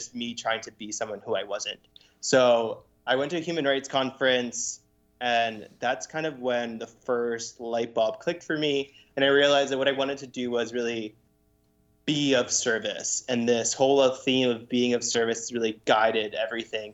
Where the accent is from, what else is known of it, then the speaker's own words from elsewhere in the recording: Lancaster, Pennsylvania, United States; also born or lived in Puerto Rico; my family moved to Lancaster when I was 5 years old